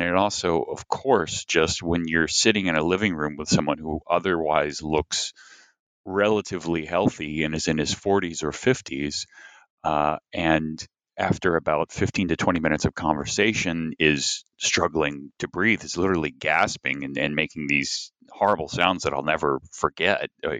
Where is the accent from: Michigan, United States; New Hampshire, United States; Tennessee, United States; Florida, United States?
Tennessee, United States; it did help some that I'm from Tennessee and grew up in Tennessee.